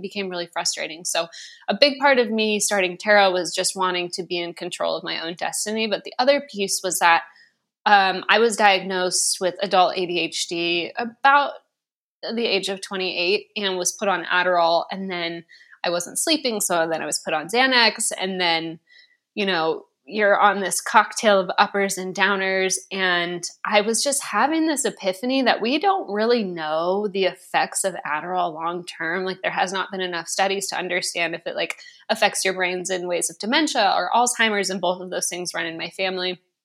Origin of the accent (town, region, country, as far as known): West Coast, United States; born or raised there